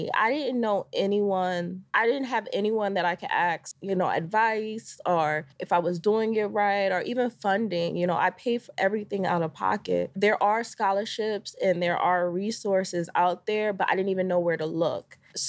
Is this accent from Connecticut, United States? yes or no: yes; Connecticut, United States; So I'm originally from Connecticut.